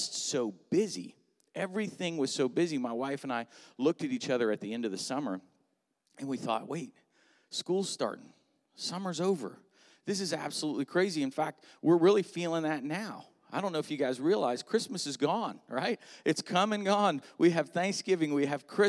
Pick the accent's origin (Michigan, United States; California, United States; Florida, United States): Florida, United States; South; also born or lived in Atlanta, Georgia; now in Melbourne, United States; I actually grew up in South Florida